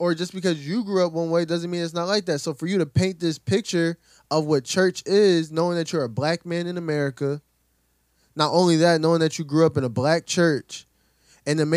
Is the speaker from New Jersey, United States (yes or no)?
yes; Camden, New Jersey, United States; Growing up in Camden, every Sunday you got people in church.